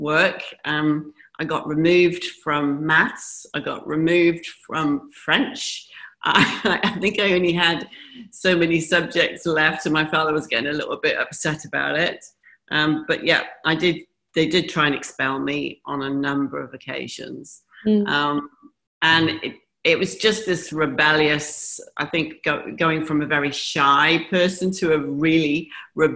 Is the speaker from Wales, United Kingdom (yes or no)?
yes; Pontypool, Wales, United Kingdom; moved away; also born or lived in Henley-on-Thames, England / Newport, Wales / Bahrain / Dubai; we lived in Wales. Actually, I was born just outside of London in Henley-on-Thames. And then we moved to Newport. And then we moved to Pontypool, which is South Wales